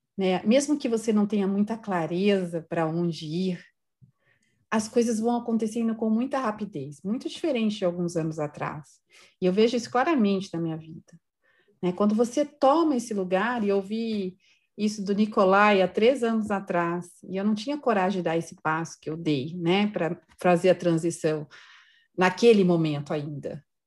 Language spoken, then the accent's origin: Portuguese; São Paulo, Brazil; sou de São Paulo, moro em São Paulo